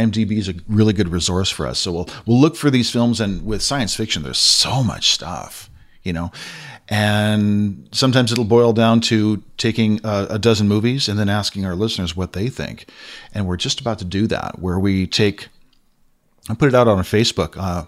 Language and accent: English; Castro Valley, California, United States; Then growing up in the States, we used to have this channel in the Bay Area. Used to live in a place, you may know of it. It's not too far from Oakland and the Hayward area, and it's called Castro Valley.